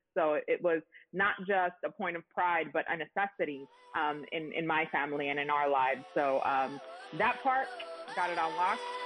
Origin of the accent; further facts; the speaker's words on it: Miami, Florida, United States; moved away as an adult; also born or lived in San Diego, California; start my career in Miami, in my hometown, where my parents